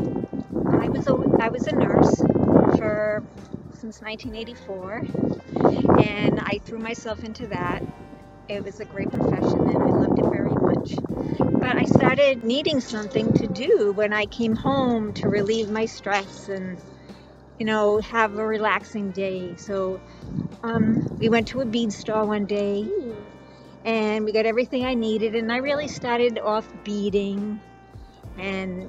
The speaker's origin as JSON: {"language": "English", "town": "Cranston", "region": "Rhode Island", "country": "United States", "tie": "born or raised there", "also_born_or_lived": "Barrington, Rhode Island", "said": "I was born and raised in Rhode Island. I grew up in Cranston and then moved to Barrington and went to high school in Barrington"}